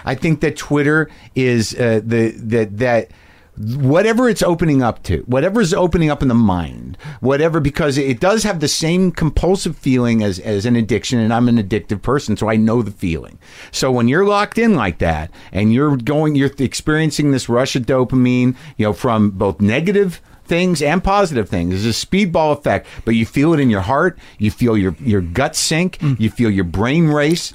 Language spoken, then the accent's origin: English; New Mexico, United States; I grew up in New Mexico